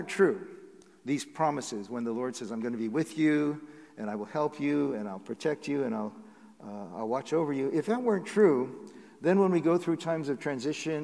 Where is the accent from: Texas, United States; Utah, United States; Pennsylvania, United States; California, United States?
California, United States; Southern; moved away; also born or lived in Seattle; I grew up in Southern California